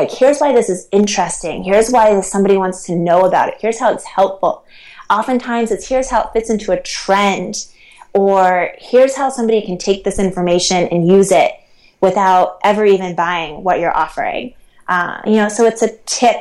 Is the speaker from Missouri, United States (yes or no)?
no; Ohio, United States; moved away as an adult; also born or lived in New York City; now in Utah, United States; I grew up in Ohio